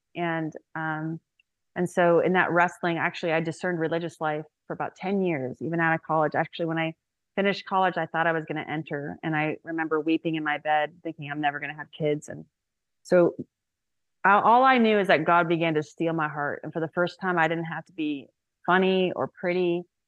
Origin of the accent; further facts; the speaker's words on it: Indiana, United States; now in Houston, United States; I grew up in Indiana. I live in Houston now